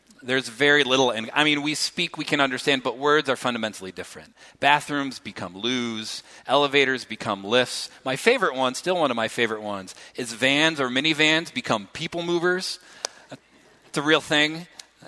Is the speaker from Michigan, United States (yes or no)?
yes; Reed City, Michigan, United States; moved away as an adult; also born or lived in New York City / Grand Rapids, Michigan; I grew up in Reed City, Michigan, small town, 4,000 people, twice as many deer, four times as many pine trees.